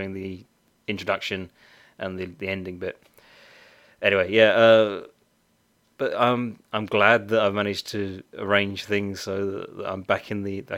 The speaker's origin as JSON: {"language": "English", "country": "United Kingdom", "said": "I'm very British."}